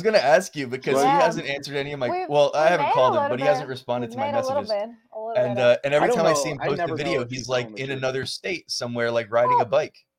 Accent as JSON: {"language": "English", "region": "New Jersey", "country": "United States", "said": "I'm from New Jersey"}